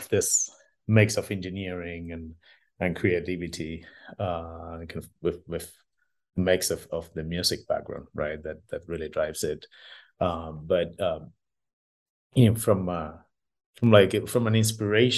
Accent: Argentina; I'm originally from Argentina

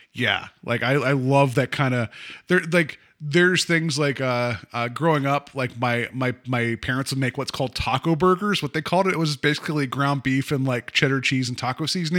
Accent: West Virginia, United States; moved away; there is a little shitty pizza place that's in my hometown called the Capri

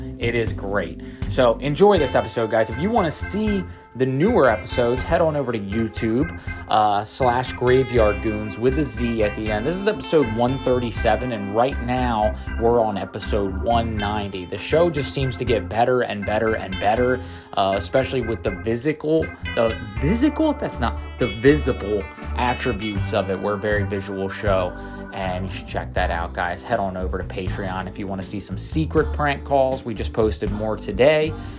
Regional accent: Kentucky, United States; y'all. I'm from Kentucky, as you can tell.

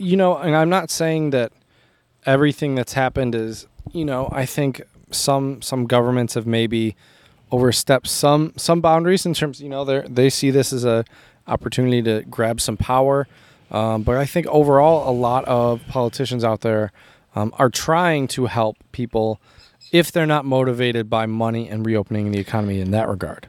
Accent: United States; I'm American

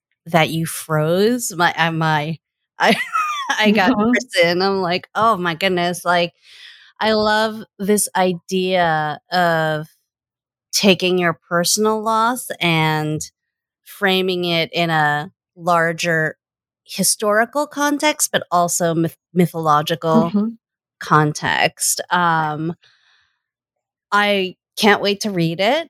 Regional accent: Boston, Massachusetts, United States; I was born in Boston

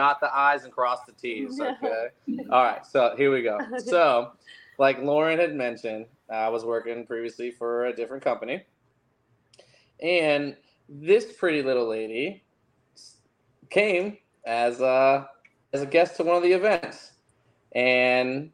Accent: Fredericksburg, Virginia, United States; moved away; I'm originally from Fredericksburg, Virginia, Spotsylvania.

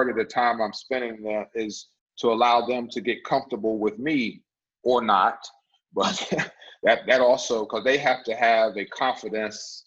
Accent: United States; I'm from McDowell County

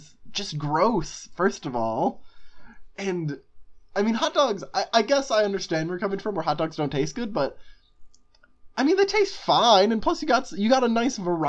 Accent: Chicago, Illinois, United States; we're from Chicago, Chicago area

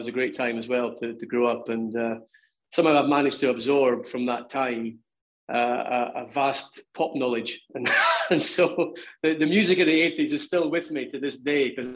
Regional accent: Kirkcaldy, Scotland, United Kingdom; moved away; very fond memories of growing up in Kirkcaldy

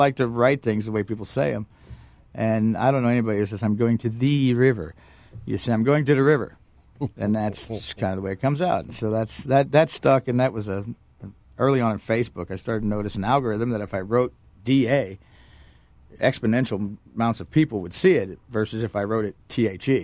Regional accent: Gainesville, Florida, United States; moved away as an adult; also born or lived in Tampa, Florida; now in North Georgia, United States; I grew up around Gainesville and went to College of Tampa

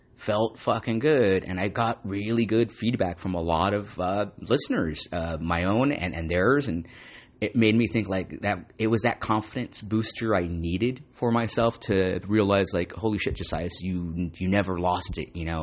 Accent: Santa Ana, California, United States; I love going to the Frida Cinema or theater in Santa Ana, uh, my hometown.

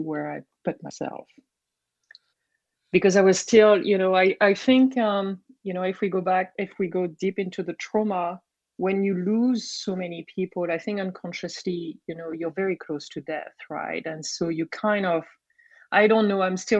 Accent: Brittany, France; accent: French; English is a second language; moved away; I grew up in Brittany, France

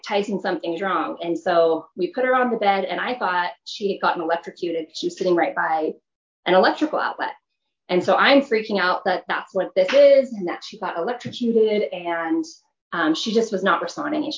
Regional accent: California, United States; moved away as an adult; now in Utah, United States; I'm originally from California.

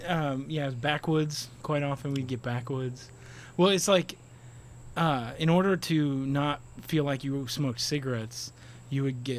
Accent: Hammond, Indiana, United States; moved away as an adult; now in Miami, United States; I grew up in Hammond, Indiana.

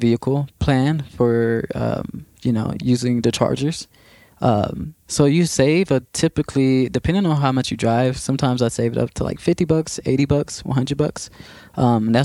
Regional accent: Waco, Texas, United States; I was doing a good amount of art in my hometown, which is Waco, Texas

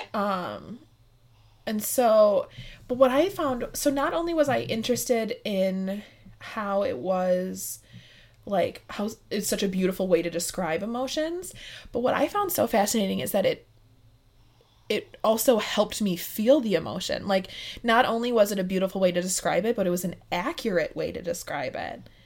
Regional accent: Midwest, United States; I'm from the Midwest

